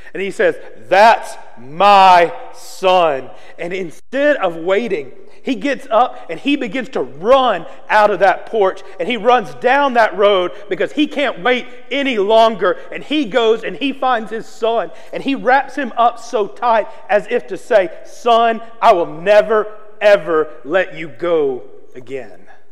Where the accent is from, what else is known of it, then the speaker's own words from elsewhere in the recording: Arkansas, United States; I'm from Arkansas, and one of the things we have a lot of is hog farms.